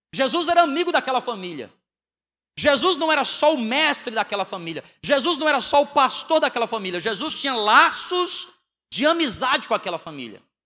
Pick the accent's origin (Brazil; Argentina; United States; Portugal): Brazil; Northeast Region; moved away; also born or lived in Southeast Brazil; Nós somos nordestinos, né? Fomos criados no feijão e na farinha. Então, quando a gente foi morar no Sudeste